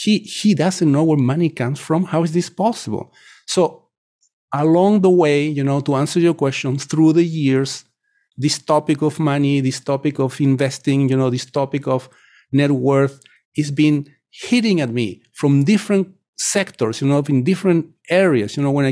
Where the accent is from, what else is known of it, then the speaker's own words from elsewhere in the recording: Chile; English is a second language; moved away as an adult; now in United States; You know, I come from Chile. At the time when I was growing up in the 70s, the inflation index was published pretty much twice a week on all major newspapers in my country.